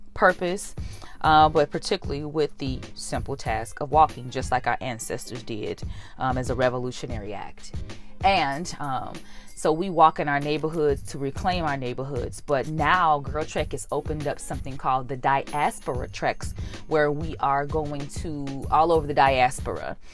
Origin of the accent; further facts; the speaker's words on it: United States; being American and having everything in English